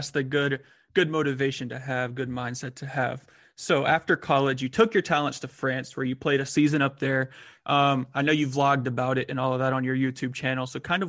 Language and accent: English; Washington, United States; as a fellow Washington State guy